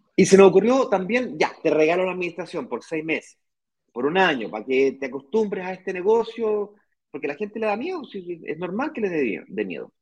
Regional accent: Chile; moved away as an adult; now in Brazil; yo soy chileno, eh, mi mujer es extranjera

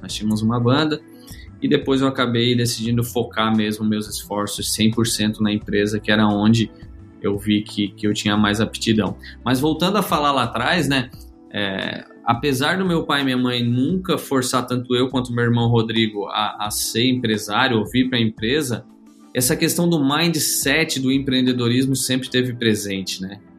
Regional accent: Criciúma, Santa Catarina, Brazil; Eu sou natural aqui de Criciúma, Santa Catarina

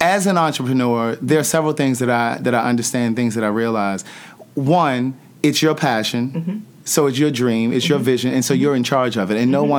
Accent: Maryland, United States; because I'm from Maryland.

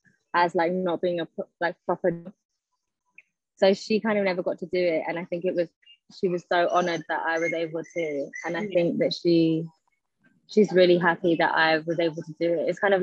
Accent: London, United Kingdom; born or raised there; also born or lived in Scotland

